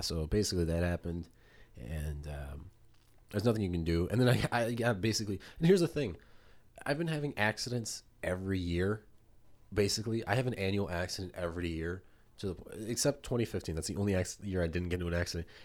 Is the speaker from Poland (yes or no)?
yes; Poland; moved away; I'm from Poland